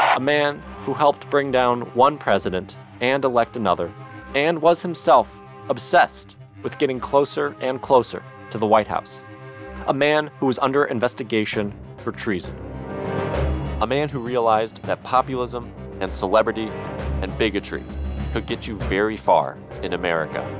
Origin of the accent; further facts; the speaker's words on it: Detroit, Michigan, United States; Growing up in Detroit